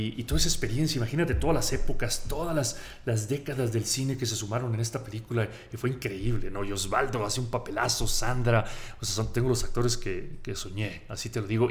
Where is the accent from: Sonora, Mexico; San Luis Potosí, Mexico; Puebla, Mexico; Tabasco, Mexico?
Sonora, Mexico; Ciudad Obregón; moved away as an adult; also born or lived in Los Angeles, United States / Mexico City; Yo crecí en Sonora. Estoy ciudad Obregón, Sonora